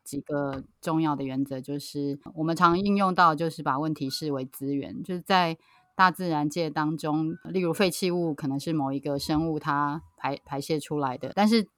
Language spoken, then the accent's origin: Chinese; Taipei, Taiwan; now in Taitung, Taiwan; 是从小在台北长大的，然后现在住在台东